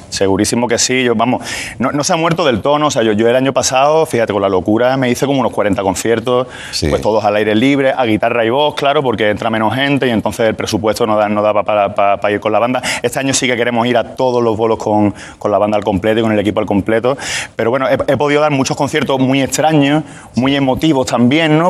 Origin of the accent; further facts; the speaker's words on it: Málaga, Andalusia, Spain; Málaga, que es de donde yo vengo.